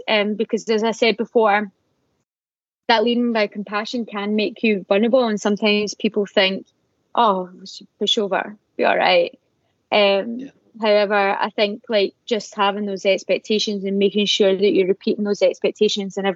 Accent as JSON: {"language": "English", "town": "Glasgow", "region": "Scotland", "country": "United Kingdom", "moved": "yes", "said": "I'm from Glasgow"}